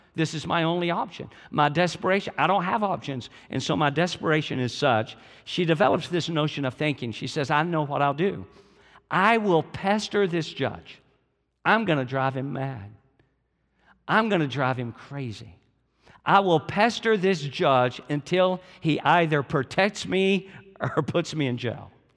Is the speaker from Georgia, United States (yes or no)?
yes; Georgia, United States; I'm from Georgia